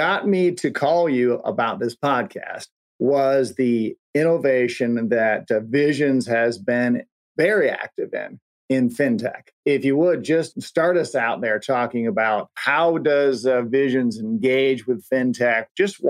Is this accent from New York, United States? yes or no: yes; Binghamton, New York, United States; I grew up in Binghamton, New York. My father worked at IBM.